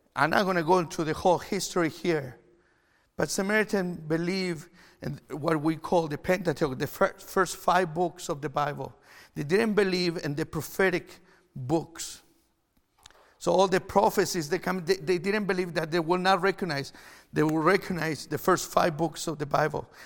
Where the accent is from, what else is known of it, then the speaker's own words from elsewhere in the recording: Chile; English is a second language; now in Canada; I'm from Chile. If you're watching online, I'm not Canadian. I, that's why I have an accent